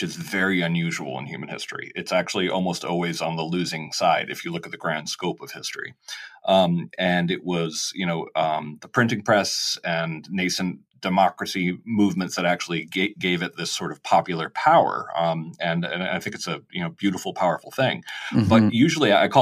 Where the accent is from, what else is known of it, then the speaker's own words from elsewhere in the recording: United States; I'm in a sense, a sort of typical first generation American. Both my parents are immigrants. You know, I grew up in a neighborhood with a lot of other immigrant kids